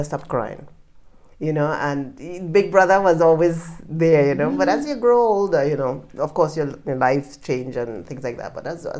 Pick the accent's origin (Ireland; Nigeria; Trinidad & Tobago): Trinidad & Tobago; moved away; also born or lived in Canada / Japan; from the Caribbean, I'm from Trinidad, and I'm Canadian as well.